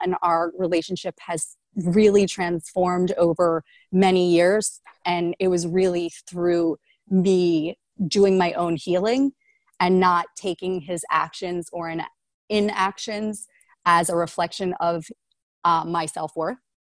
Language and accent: English; Philadelphia, Pennsylvania, United States; I'm from Philly